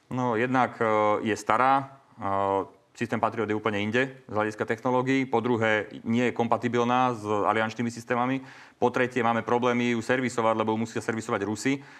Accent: Slovakia; ako Slovák, ako občan Slovenskej republiky

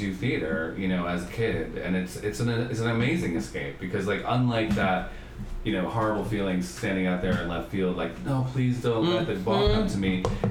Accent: Palisades, New York, United States; moved away as an adult; also born or lived in Upper East Side, New York City / Chelsea, New York City; now in Los Angeles, United States; I grew up on the Upper East Side, but then mainly in a little town across the river from New York.

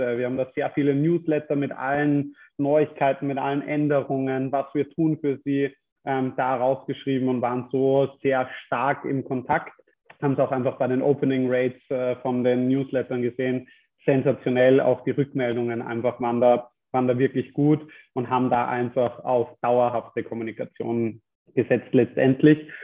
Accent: Germany; now in Austria; als Deutscher

